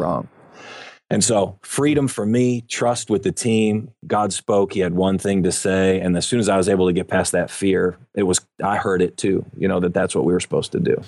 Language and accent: English; Buffalo, New York, United States; also born or lived in Dallas-Fort Worth area, Texas; now in Dallas-Fort Worth, United States; I grew up in Buffalo, New York